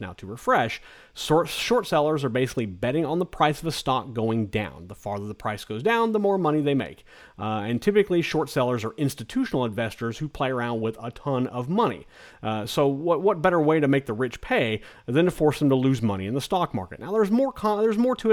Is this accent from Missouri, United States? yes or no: no; Kansas, United States; also born or lived in South Carolina; now in South Florida, United States; our oldest son decided to move back to our home state of Kansas